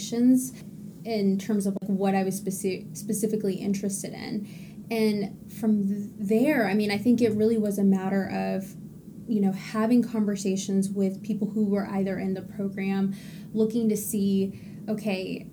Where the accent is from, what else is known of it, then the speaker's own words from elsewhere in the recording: Texas, United States; now in Massachusetts, United States; I'm originally from Texas, so I did apply to fellowships back home